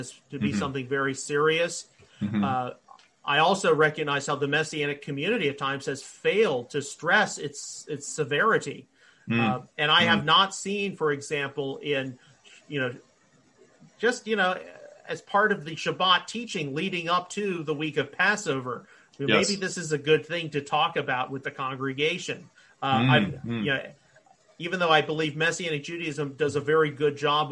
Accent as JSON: {"language": "English", "region": "Northern Kentucky", "country": "United States", "tie": "born or raised there", "said": "growing up in Northern Kentucky"}